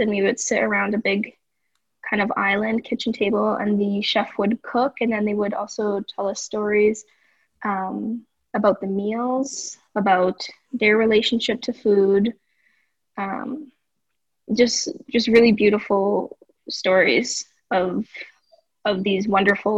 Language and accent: English; Edmonton, Alberta, Canada; moved away as an adult; now in Vancouver, Canada; I'm from Edmonton, Alberta.